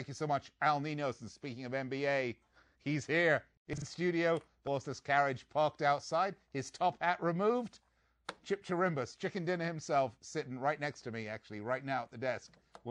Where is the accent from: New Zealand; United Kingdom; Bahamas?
United Kingdom; England; G'day, I'm Australian. I'm not. I'm English.